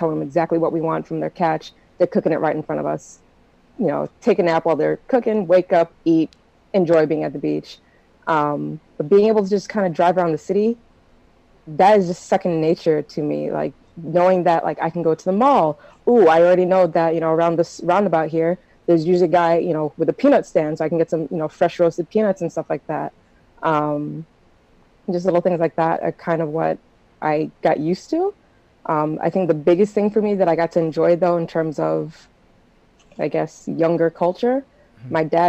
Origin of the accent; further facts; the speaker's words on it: United States; I'm very American. I'm not that Jamaican.